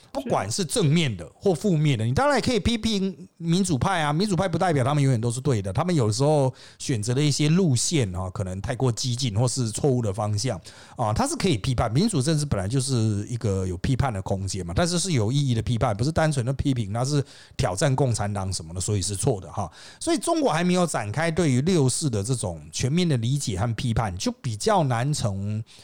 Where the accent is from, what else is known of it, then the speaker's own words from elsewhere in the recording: Taiwan; 我们就是这个台湾人